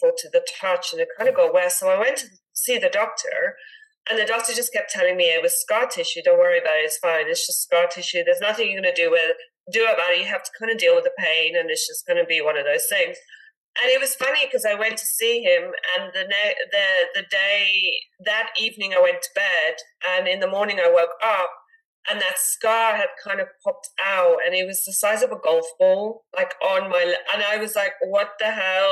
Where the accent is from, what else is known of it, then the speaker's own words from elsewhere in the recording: South Africa; moved away as an adult; also born or lived in Netherlands / United Kingdom; now in United States; I was born and raised in South Africa